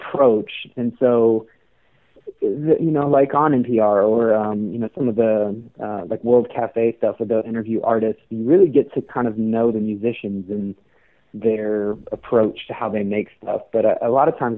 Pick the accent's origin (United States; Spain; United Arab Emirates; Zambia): United States; Reno, Nevada; I'm from Reno.